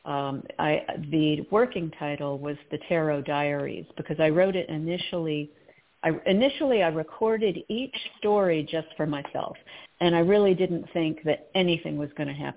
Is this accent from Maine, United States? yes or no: no; Potomac, Maryland, United States; I grew up in the Episcopal Church, and I really got a lot of my spiritual background from that church, St. James in Potomac, Maryland